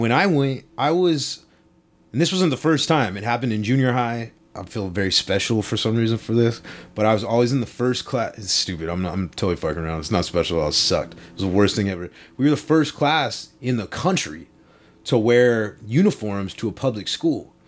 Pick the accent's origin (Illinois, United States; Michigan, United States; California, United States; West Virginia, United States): California, United States; Long Beach; I grew up in Long Beach.